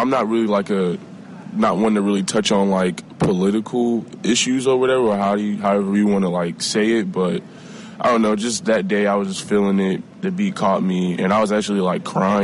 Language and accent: English; New York City, New York, United States; my hometown, Far Rockaway, New York